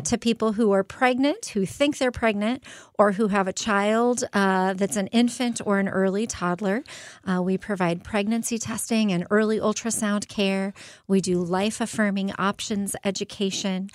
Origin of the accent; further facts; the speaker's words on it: Phoenix, Arizona, United States; now in Quad Cities, United States; I'm from Phoenix